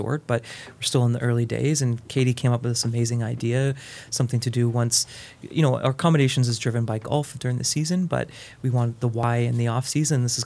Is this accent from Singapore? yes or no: no; Fergus, Ontario, Canada; moved away as an adult; now in Belleville, Canada; I grew up in the Fergus Allura area